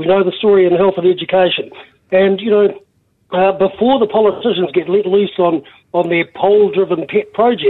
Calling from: Cambridge, Waikato, New Zealand; I'm in the Waikato. I'm in Cambridge.

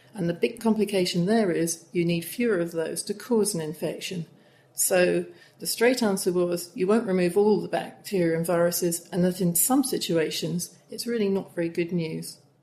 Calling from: Guayaquil, Guayas, Ecuador; I'm calling from Guayaquil, Ecuador

